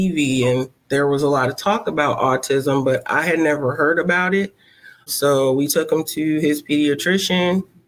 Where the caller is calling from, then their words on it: Charlotte, North Carolina, United States; I'm calling from Charlotte, North Carolina.